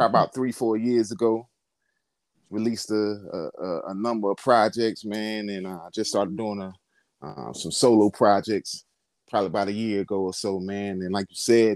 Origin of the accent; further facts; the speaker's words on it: Durham, North Carolina, United States; now in Gainesville, United States; I'm from North Carolina, more specifically, the Bull City, Durham, North Carolina